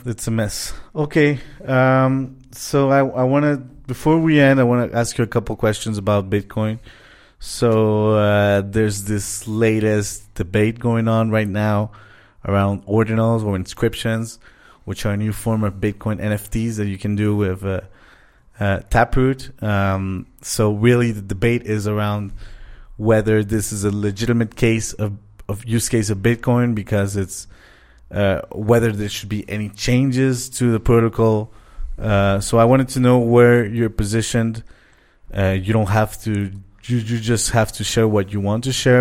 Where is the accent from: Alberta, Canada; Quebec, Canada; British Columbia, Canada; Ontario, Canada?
Quebec, Canada; Montreal; moved away as an adult; now in Mexico; we're from Montreal